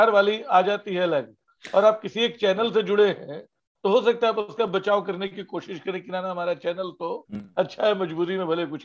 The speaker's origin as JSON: {"language": "Hindi", "town": "Ranchi", "region": "Jharkhand", "country": "India", "said": "जैसे रांची शहर में कोई मुझे मिल जाए मेन रोड पे पूछे तुम कहाँ के हो तो मैं बताऊंगा कि जी मैं तो किशोरगंज का हूँ और अगर मैं पटना जा रहा हूँ कोई पूछे तुम कहाँ के हो तो मैं बताऊंगा मैं रांची का हूँ"}